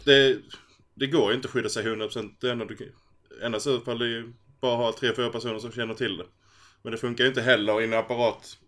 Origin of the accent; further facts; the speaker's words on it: Skåne, Sweden; det är tre stycken skåningar i ett avsnitt